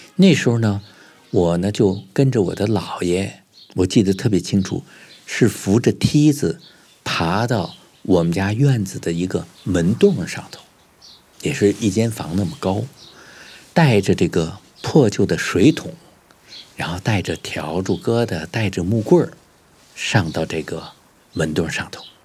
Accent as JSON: {"language": "Chinese", "region": "Beijing", "country": "China", "tie": "born or raised there", "said": "我小时候呢，生活在北京的白塔寺附近的一个四合院里头"}